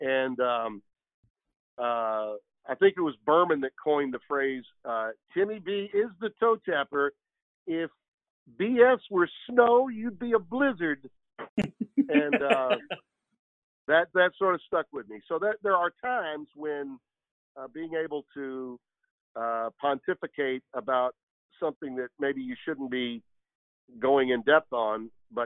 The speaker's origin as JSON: {"language": "English", "region": "the South", "country": "United States", "tie": "born or raised there", "also_born_or_lived": "Connecticut", "moved": "as an adult", "said": "I was born and raised in the South"}